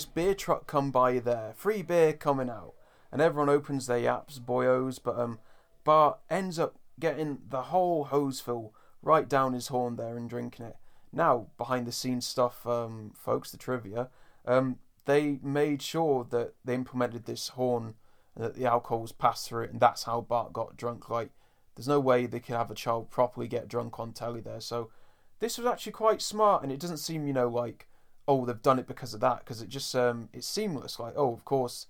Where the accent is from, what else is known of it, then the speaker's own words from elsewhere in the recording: United Kingdom; we're British